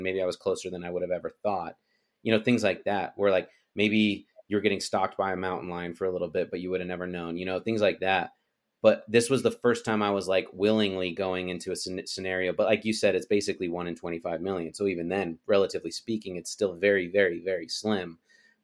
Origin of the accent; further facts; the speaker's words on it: Utah, United States; moved away; also born or lived in Texas; At the time I lived in Texas, but I'm from Utah